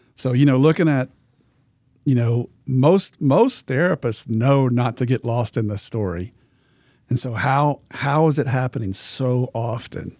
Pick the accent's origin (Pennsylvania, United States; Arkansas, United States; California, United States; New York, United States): Arkansas, United States; I'm from Arkansas